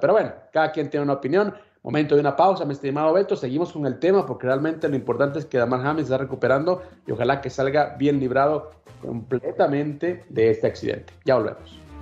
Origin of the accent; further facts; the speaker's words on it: Guatemala; En mi país